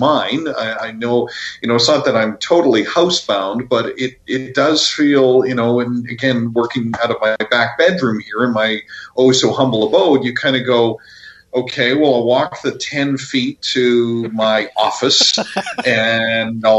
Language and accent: English; Vancouver, British Columbia, Canada; I come from growing up in Vancouver